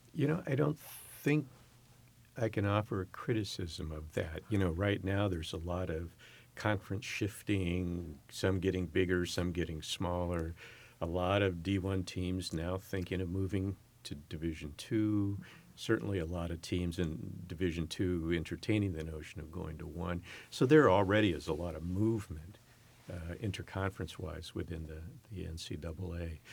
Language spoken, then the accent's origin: English; San Francisco Bay Area, California, United States; moved away as an adult; also born or lived in Upper Peninsula, Michigan; now in San Francisco, United States; I'm born and raised in the San Francisco, Oakland Bay Area